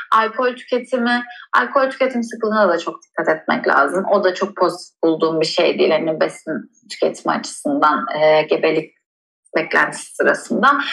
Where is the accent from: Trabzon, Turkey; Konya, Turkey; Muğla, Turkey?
Muğla, Turkey; Bodrum; ben Ege'de büyüdüm. Özellikle de Bodrum'da büyüdüm.